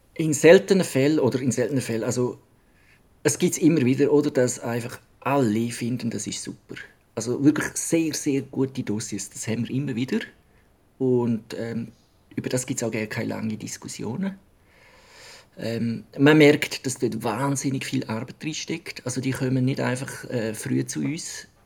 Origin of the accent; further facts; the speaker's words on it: Switzerland; bei uns in der Schweiz